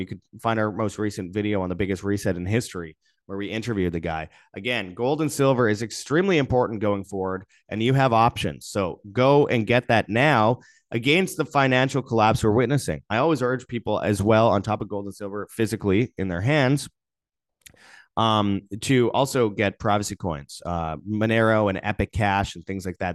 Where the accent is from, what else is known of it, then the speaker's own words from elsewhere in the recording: Canada; I say that as a Canadian.